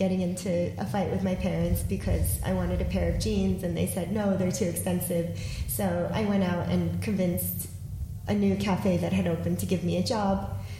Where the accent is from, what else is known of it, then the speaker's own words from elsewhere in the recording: New York, United States; moved away as an adult; also born or lived in Belarus; now in Australia; I was born in Belarus. So Belarus still when it was part of the USSR and under kind of the communism umbrella. And when the Soviet Union broke up, my family and I escaped to New York. So we were really lucky that we were able to get out and settled in Harlem for a little while.